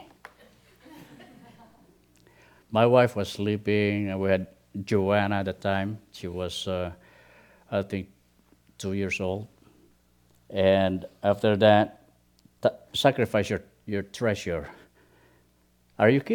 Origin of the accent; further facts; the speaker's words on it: Philippines; moved away as an adult; we started the ministry in the Philippines, especially in my hometown